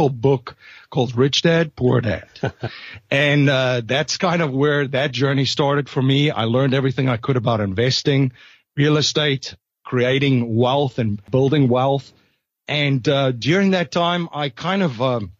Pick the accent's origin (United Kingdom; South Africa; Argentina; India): South Africa; moved away as an adult; now in United States; I'm originally from South Africa, so I came to the United States